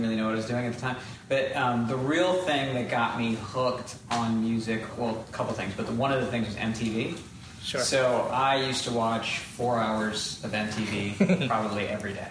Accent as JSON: {"language": "English", "region": "Texas", "country": "United States", "tie": "born or raised there", "said": "in school, not only being in Texas, I was also the like, in a lot of schools, the only colored person in the building"}